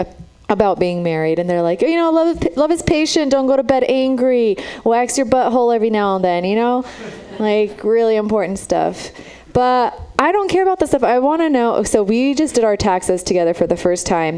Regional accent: Romania; now in San Francisco, United States; I'm from Romania. That's where I was born.

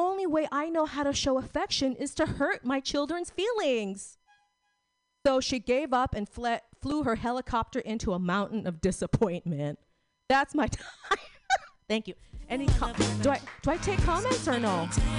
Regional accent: Philippines; So I'm a Filipino Catholic, and my boyfriend's a Russian Jew

